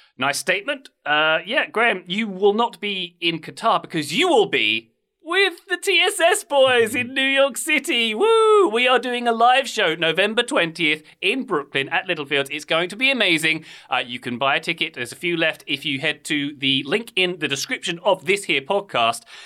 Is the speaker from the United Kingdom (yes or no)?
yes; England, United Kingdom; I am an Englishman with a strong affinity for the US